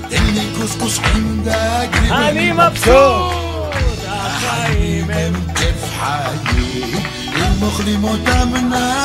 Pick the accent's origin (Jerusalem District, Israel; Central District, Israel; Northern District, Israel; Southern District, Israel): Jerusalem District, Israel; Jerusalem; אני גדלתי במוסררה. כן. מוסררה זו הייתה שכונה של עולים